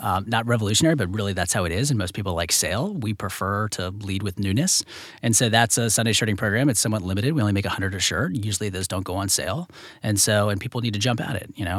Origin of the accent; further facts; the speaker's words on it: Virginia, United States; I'm from Virginia